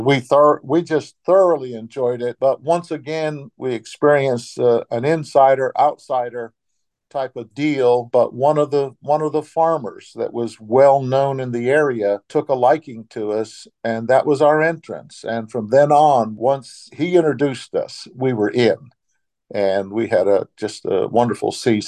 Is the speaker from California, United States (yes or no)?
no; Aroostook County, Maine, United States; moved away as an adult; also born or lived in Outer Banks, North Carolina / northeastern Pennsylvania; I was born in Aroostook County, Maine, and that's a great county that's very, very rural. It's as large or larger than the state of Rhode Island, and grew up in small towns, and my mom and dad were pastors in Aroostook County and then in other parts of Maine